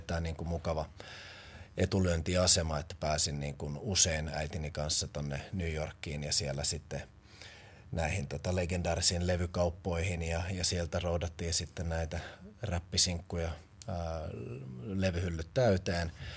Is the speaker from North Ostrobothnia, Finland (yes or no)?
no; Helsinki, Uusimaa, Finland; moved away; also born or lived in Porvoo; olen tuot Pakilasta kotoisin